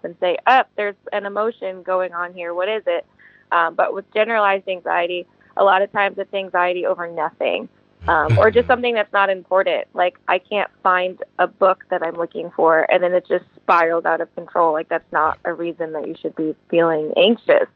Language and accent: English; Manassas, Virginia, United States; also born or lived in Charlottesville, Virginia; now in California, United States; I am from Manassas, Virginia. That's where I grew up predominantly in my youth.